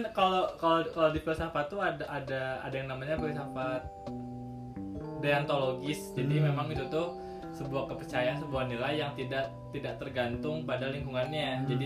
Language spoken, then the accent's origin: Indonesian; West Java, Indonesia; Iya, kalau saya orang Sunda